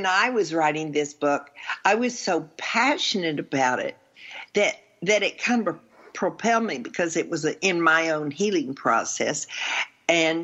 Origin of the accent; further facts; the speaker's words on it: the South, United States; I'm only from the South